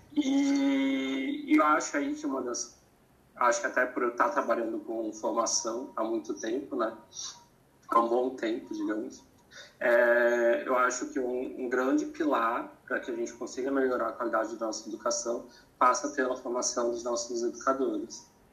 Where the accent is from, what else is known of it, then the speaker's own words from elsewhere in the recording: Santa Catarina, Brazil; moved away as an adult; also born or lived in São Paulo / Cuiabá; Eu sou de Santa Catarina, estava em São Paulo